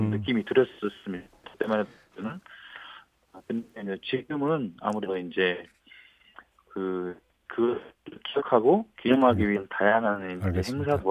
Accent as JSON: {"language": "Korean", "region": "Gwangju", "country": "South Korea", "tie": "born or raised there", "said": "네네 그렇습니다. 지금도 광주에 살고 있고"}